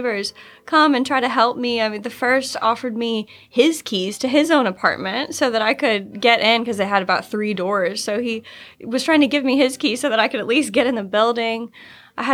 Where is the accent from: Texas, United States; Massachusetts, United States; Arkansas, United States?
Arkansas, United States; Little Rock; I'm from Little Rock, Arkansas